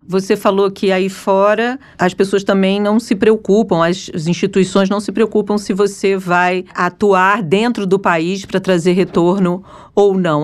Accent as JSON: {"language": "Portuguese", "country": "Brazil", "said": "nós, os pesquisadores brasileiros, nós, eu também."}